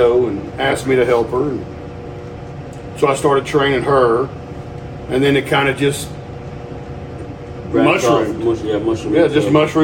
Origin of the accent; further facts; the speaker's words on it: Texas, United States; also born or lived in Birmingham; now in Atlanta, United States; I grew up in Texas, then I moved to Birmingham